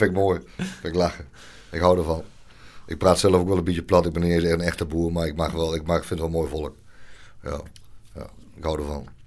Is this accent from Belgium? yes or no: no; Nunspeet, Gelderland, Netherlands; now in Heerde, Netherlands; ik kom uit Nunspeet.